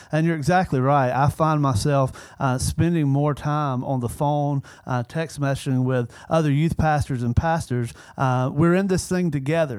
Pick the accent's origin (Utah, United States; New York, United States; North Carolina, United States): North Carolina, United States; Sanford; I grew up in Sanford at my home church